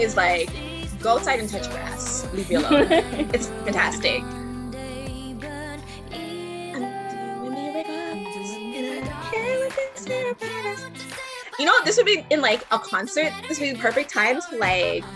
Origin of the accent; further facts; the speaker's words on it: Canada; I'm technically a Canadian